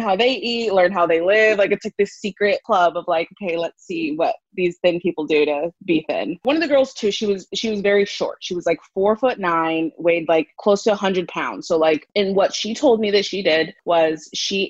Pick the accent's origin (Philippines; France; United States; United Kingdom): United States; Arizona; moved away as an adult; now in Los Angeles, United States; I'm originally from Arizona